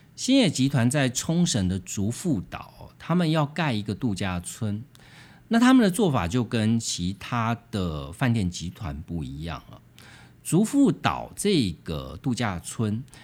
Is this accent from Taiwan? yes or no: yes; Taiwan; 就连我们台湾人